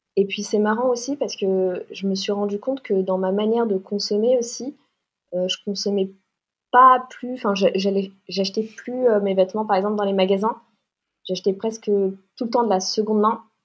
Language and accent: French; Paris, Île-de-France, France; j'ai 29 ans, je viens de Paris